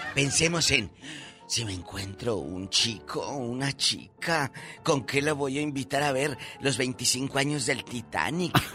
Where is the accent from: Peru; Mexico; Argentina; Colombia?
Mexico; nuestro México